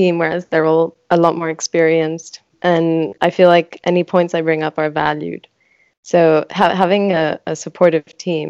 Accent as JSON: {"language": "English", "country": "France", "tie": "born or raised there", "also_born_or_lived": "Switzerland", "second_language": "English", "lives_now": "London, United Kingdom", "said": "Both my parents are Greek, but I was born in Switzerland and then grew up in France, went to a British school, and now I'm living in London."}